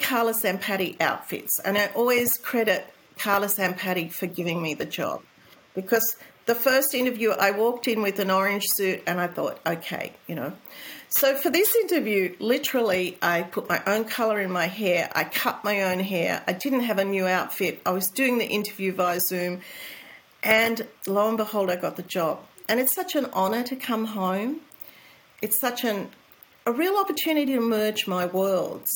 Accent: Australia; moved away as an adult; also born or lived in United States; as an Australian, I'm really proud.

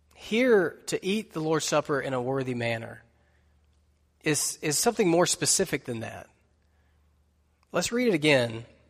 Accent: United States; being an American Christian

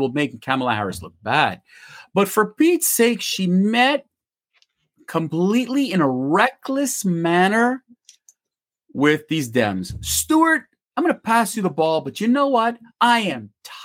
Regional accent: Canada; as a Canadian, I cannot take my car. I live 45 minutes away from the U.S.-Canadian border.

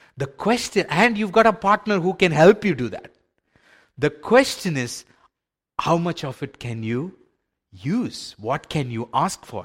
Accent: India; I grew up in India in a, in a faith where we were so used to sacrifices

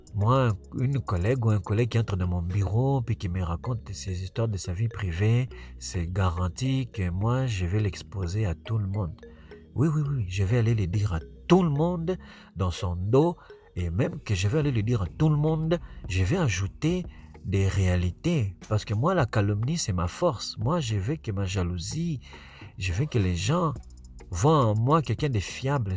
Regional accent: Quebec, Canada; also born or lived in Africa / United States; now in Montreal, Canada; je suis africain, mais je ne suis pas un africain qui a grandi en Afrique en fait. Moi j'ai grandi ici au Québec

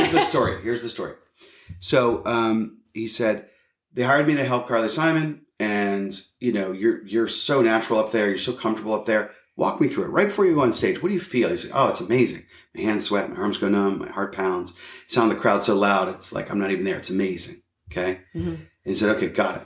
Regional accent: Pittsburgh, Pennsylvania, United States; moved away; I'm a kid from Pittsburgh

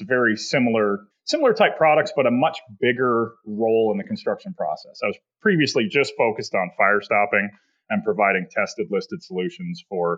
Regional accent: Canada; moved away as an adult; also born or lived in Slovakia; I grew up in Canada

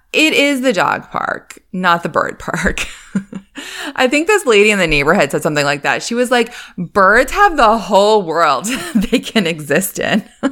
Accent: Northeast, United States; moved away; I grew up in the Northeast

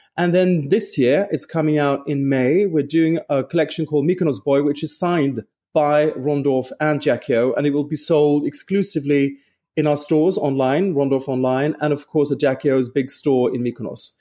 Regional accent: Stockholm, Stockholm County, Sweden; moved away; also born or lived in London / Paris; I'm from Stockholm

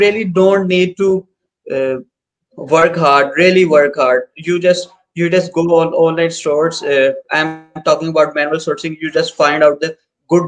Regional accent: Pakistan; from Pakistan

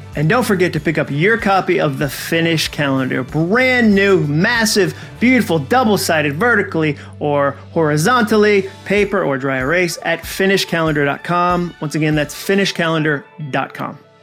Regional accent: Massachusetts, United States; moved away as an adult; also born or lived in Birmingham, Alabama; I grew up in Massachusetts, school in Birmingham

